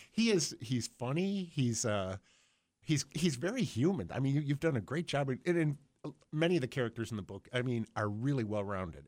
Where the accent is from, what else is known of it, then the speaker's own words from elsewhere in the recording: Buffalo, New York, United States; grew up in Buffalo between Bethlehem and Republic Steel